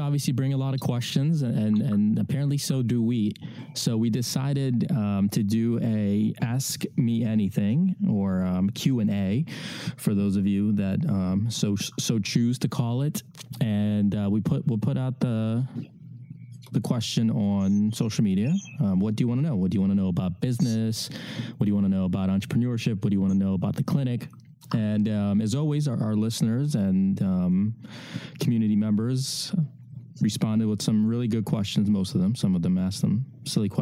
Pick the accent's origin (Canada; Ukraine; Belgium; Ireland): Ukraine; moved away; I come from a Eastern European background, because I was born in Ukraine